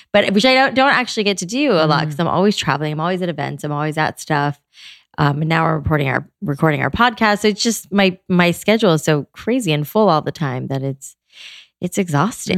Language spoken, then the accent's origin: English; South Florida, United States; I grew up in South Florida